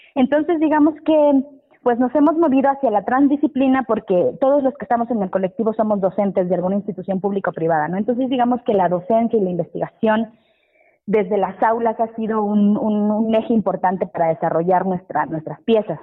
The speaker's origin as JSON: {"language": "Spanish", "region": "Mexico City", "country": "Mexico", "tie": "born or raised there", "said": "mi familia, donde yo crecí, estamos en Pantitlán, en la zona liminal entre el Estado de México y, la Ciudad de México."}